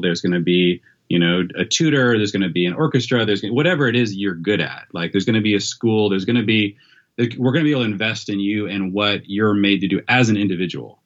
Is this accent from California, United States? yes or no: no; Federal Way, Washington, United States; moved away; south of Seattle, in a town called Federway, Washington